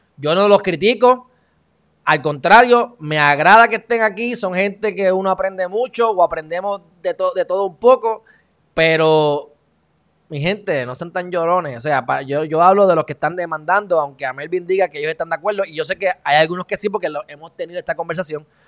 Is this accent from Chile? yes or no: no; Puerto Rico; uno como puertorriqueño